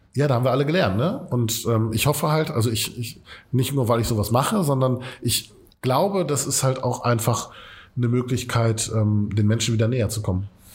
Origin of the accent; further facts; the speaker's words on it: Essen, North Rhine-Westphalia, Germany; Wir kommen aus Katernberg